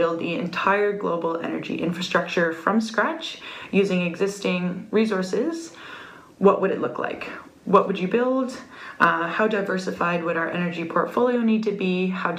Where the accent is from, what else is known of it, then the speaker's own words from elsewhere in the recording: Ontario, Canada; moved away as an adult; now in Perth, Australia; And I was born and raised in Ontario, Canada.